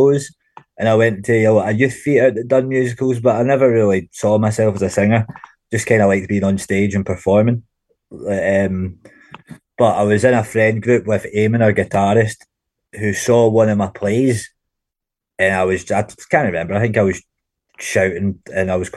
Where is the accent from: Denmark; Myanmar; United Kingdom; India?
United Kingdom; Glasgow, Scotland; also born or lived in Clydebank; I was born in Glasgow, a wee place called Yoker. But I was brought up in Yoker and Clydebank.